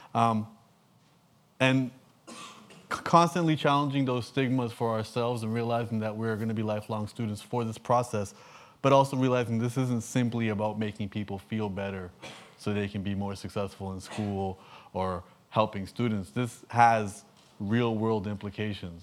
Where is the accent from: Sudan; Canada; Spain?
Canada; I'm from Canada.